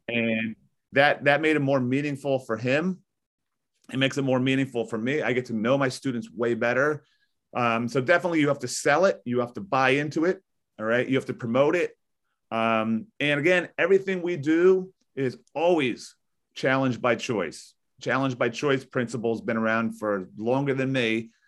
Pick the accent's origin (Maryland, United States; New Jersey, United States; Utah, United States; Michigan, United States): New Jersey, United States; Maplewood; I grew up in this area. I, I'm twenty-two miles west of New York City. I live in a beautiful town called Maplewood, New Jersey